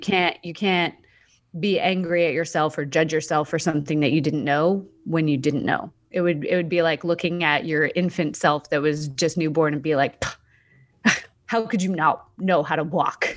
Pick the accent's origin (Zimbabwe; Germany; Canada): Canada; moved away as an adult; also born or lived in Australia